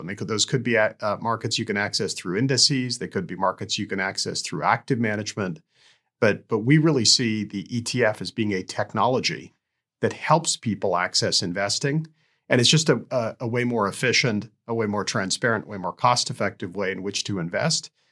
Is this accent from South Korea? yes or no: no; Canada; also born or lived in Tanzania; I emigrated to Canada